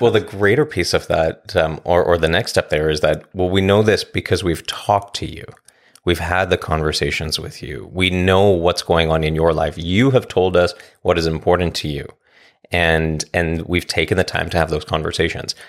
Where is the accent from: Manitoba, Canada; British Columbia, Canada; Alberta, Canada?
British Columbia, Canada; Vancouver; now in Coquitlam, Canada; I'm born and raised in Vancouver. I live in Coquitlam.